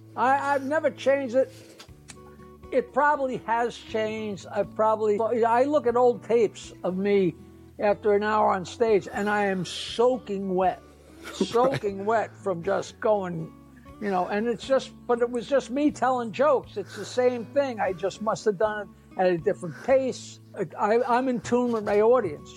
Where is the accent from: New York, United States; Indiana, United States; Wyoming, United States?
New York, United States; I'm, I'm a New Yorker and I go fast